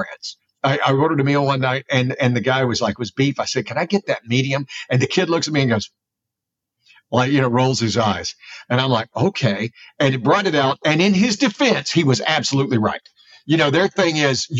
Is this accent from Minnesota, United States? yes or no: no; South Alabama, United States; I grew up in the Gulf Coast